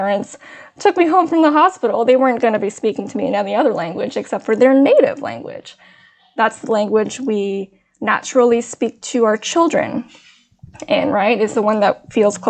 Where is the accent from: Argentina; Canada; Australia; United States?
Canada; first language Teochew; I am Chinese, born in Canada. My parents were born in Vietnam. My mother tongue is called Dia Ju